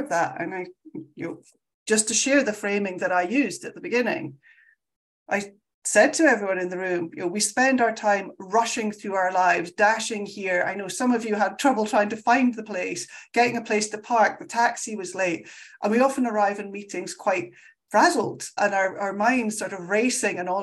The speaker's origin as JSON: {"language": "English", "region": "Scotland", "country": "United Kingdom", "said": "I'm Scottish. We talk very fast"}